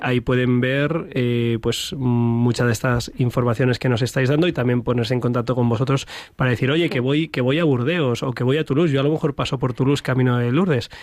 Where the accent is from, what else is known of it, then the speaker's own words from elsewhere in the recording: Madrid, Community of Madrid, Spain; los que somos de Madrid